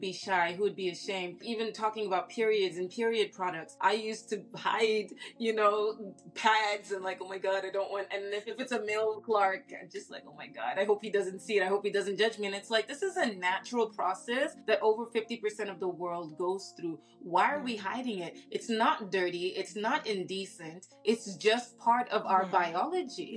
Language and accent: English; Saudi Arabia; moved away; I grew up in Saudi Arabia